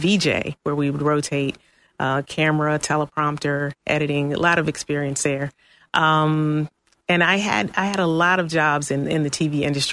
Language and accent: English; Wilmington, Delaware, United States; moved away as an adult; also born or lived in Atlanta / New York; now in Florida, United States; I'm originally from Delaware, Wilmington, Delaware, and I've been in Florida off and on since I was 18.